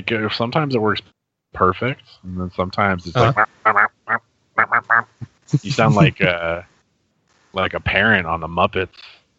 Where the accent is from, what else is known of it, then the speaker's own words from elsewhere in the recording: California, United States; We're from California.